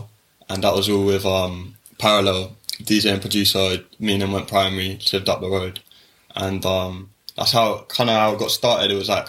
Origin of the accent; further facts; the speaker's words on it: London, United Kingdom; I'm from Shepherd Bush, so I'm just down the road from here, not far from Ladbroke Grove